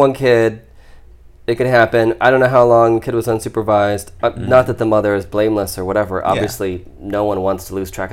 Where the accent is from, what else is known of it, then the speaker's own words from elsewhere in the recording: Ohio, United States; I grew up in Ohio. That's where I was, like, born and raised